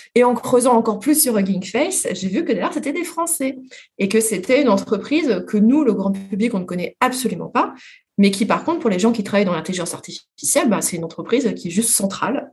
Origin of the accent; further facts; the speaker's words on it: France; mais nous, les Français